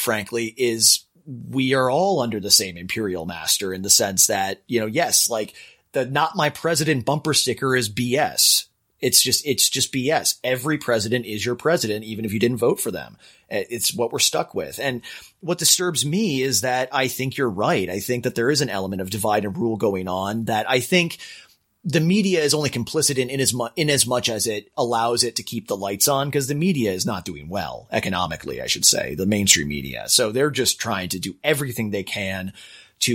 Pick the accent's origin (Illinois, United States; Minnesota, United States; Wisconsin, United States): Minnesota, United States; now in California, United States; my home state of Minnesota, Minneapolis is this little tiny blue island in the midst of red